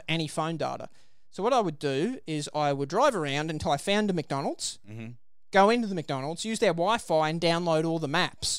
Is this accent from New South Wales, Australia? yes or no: yes; Liverpool, New South Wales, Australia; I was born in Liverpool. I know where Western Sydney is